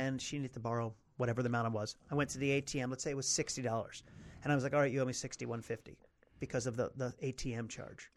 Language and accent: English; Potomac, Maryland, United States; I grew up in Potomac, Maryland